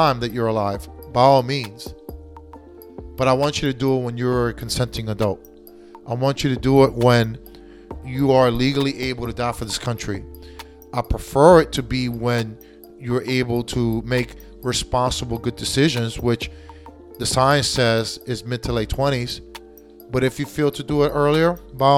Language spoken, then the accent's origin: English; United States; I was born in the United States. I was raised in the United States. I speak American.